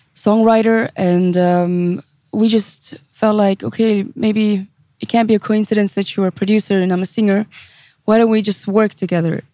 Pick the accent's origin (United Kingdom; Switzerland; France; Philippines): Switzerland; St. Gallen; also born or lived in Zurich; I was born and raised in Switzerland